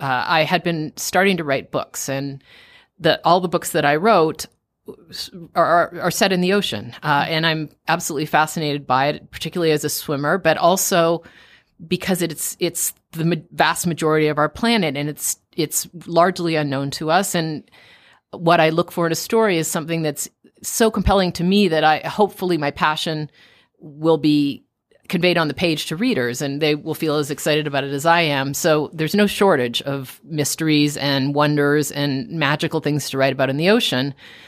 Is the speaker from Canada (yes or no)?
yes; Toronto, Ontario, Canada; also born or lived in Tucson, Arizona; I'm from Toronto. I'm from Canada and went to university at University of Arizona in Tucson